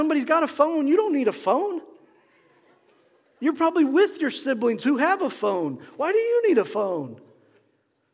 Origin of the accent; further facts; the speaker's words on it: Nebraska, United States; growing up in Nebraska